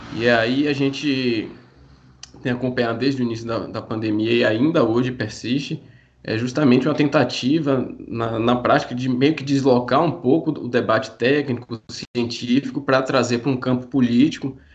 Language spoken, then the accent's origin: Portuguese; Bahia, Brazil; Eu particularmente sou daqui da Bahia